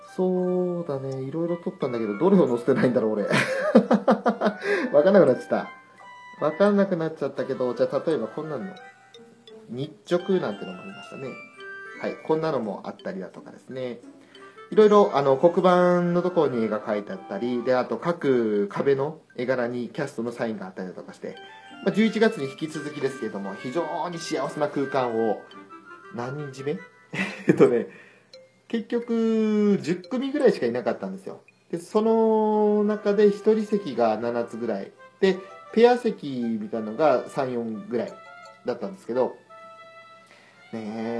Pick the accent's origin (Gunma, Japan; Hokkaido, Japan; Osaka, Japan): Hokkaido, Japan; 北海道人としては